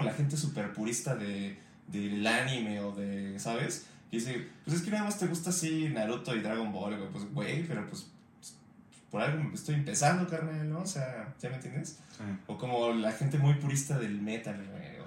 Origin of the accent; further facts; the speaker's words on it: Mexico; yo siendo mexicano